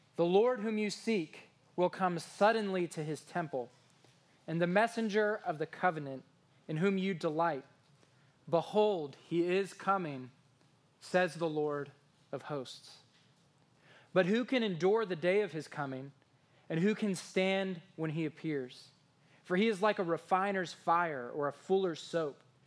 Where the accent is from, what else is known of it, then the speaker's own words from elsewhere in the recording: Washington, District of Columbia, United States; now in East Texas, United States; where I'm from in the Washington, D C area